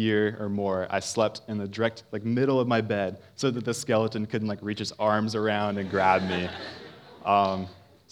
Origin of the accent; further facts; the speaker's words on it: Parkersburg, West Virginia, United States; I grew up in Parkersburg, West Virginia